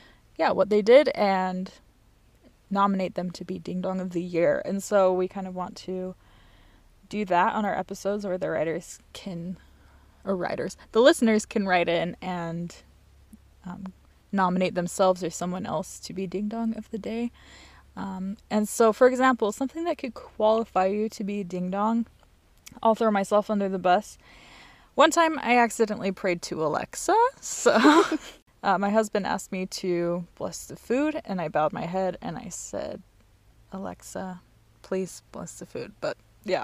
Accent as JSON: {"language": "English", "region": "Utah", "country": "United States", "moved": "as an adult", "lives_now": "Germany", "said": "I'm originally from Utah, but I've been in Germany for about 3.5 years now"}